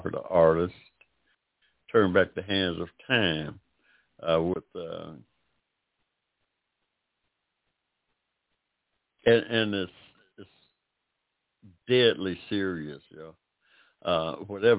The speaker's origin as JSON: {"language": "English", "town": "Barberton", "region": "Ohio", "country": "United States", "tie": "born or raised there", "also_born_or_lived": "Akron, Ohio", "moved": "as an adult", "lives_now": "Georgia, United States", "said": "I went to school in Ohio, my middle school, part of my elementary and through high school in Ohio, and a little town called Barberton, Ohio"}